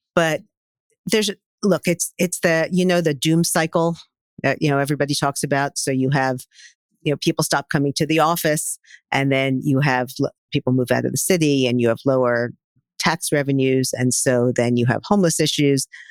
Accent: New York City, New York, United States; I am a born and bred New Yorker.

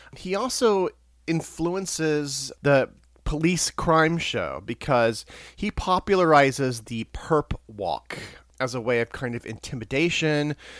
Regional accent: Missouri, United States; moved away as an adult; now in New York City, United States; I grew up in Missouri, so I'm a transplant from Missouri

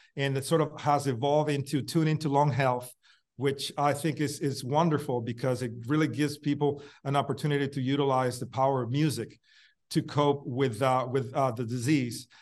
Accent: Puerto Rico; in the same area that I grew up in Puerto Rico

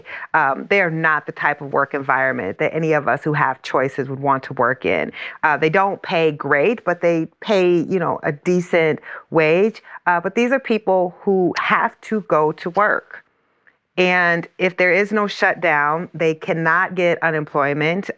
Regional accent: Iowa, United States; the plant in my hometown is in Iowa

